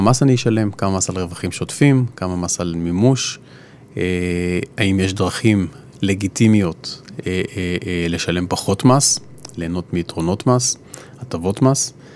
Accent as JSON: {"language": "Hebrew", "country": "Israel", "said": "אנחנו כישראלים"}